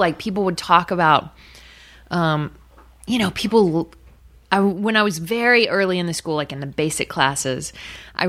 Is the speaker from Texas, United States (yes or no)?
yes; Texas City, Texas, United States; I grew up in Texas City, which is real, even though it sounds fake